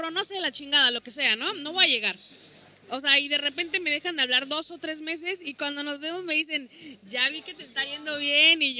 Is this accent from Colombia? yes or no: no; Veracruz, Mexico; now in Cancún, Mexico; La verdad es que yo vivo acá en Cancún hace siete años, yo soy de Veracruz